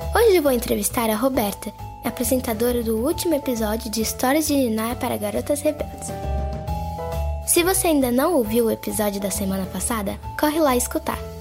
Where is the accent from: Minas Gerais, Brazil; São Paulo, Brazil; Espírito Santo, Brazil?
São Paulo, Brazil; sou de São Paulo e tenho 10 anos